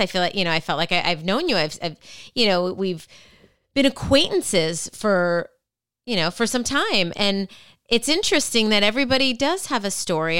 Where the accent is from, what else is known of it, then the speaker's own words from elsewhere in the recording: Minnesota, United States; I'm from Minnesota as well